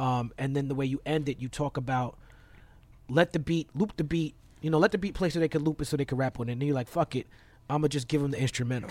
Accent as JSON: {"language": "English", "town": "New York City", "region": "New York", "country": "United States", "tie": "born or raised there", "said": "I'm an American born in Brooklyn"}